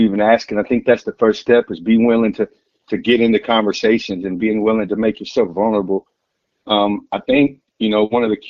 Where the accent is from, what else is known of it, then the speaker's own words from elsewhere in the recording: Texas, United States; moved away; also born or lived in Oklahoma / Wichita; I grew up in Texas, grew up in a family that, you know, was, I wouldn't say they were Christian, went to church a few times